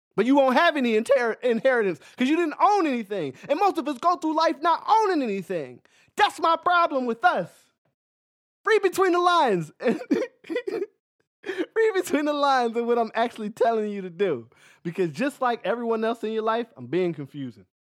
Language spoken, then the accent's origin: English; Philadelphia, Pennsylvania, United States; moved away; also born or lived in Louisiana; I'm from Philadelphia.